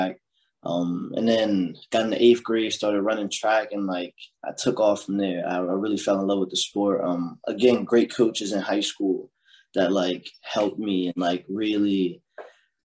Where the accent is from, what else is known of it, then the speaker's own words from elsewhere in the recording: Delaware, United States; also born or lived in Chester, Pennsylvania; now in Asheville, United States; my moms had moved me with my pops, like around like third, fourth grade, we moved to Delaware